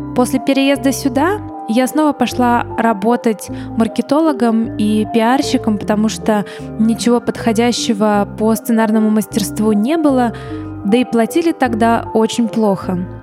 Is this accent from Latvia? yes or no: no; Kryvyi Rih, Dnipropetrovsk Oblast, Ukraine; moved away as an adult; also born or lived in Odesa; в родном городе